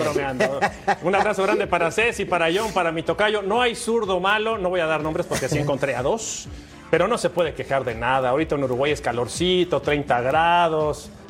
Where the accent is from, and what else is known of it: Mexico